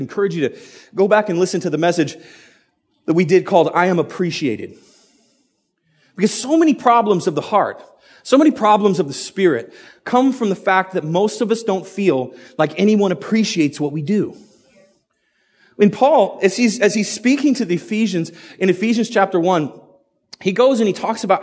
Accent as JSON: {"language": "English", "country": "United States", "also_born_or_lived": "Idaho", "said": "I'm an American. And I live in Idaho"}